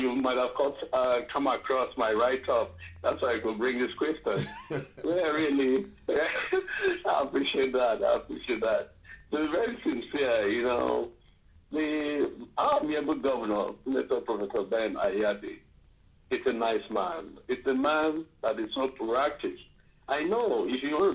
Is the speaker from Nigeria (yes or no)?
yes; Boki, Ogoja, Cross River, Nigeria; I'm from Boki, part of Ogoja